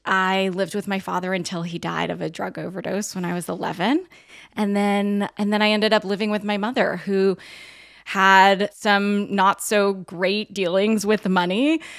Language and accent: English; outside of Los Angeles, California, United States; my family, we grew up outside of Los Angeles